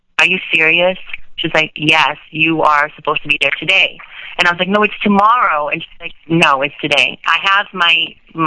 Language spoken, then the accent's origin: English; Volta Redonda, Rio de Janeiro, Brazil; now in Encino, United States; I was born and raised in Volta Redonda, Rio de Janeiro, Carioca.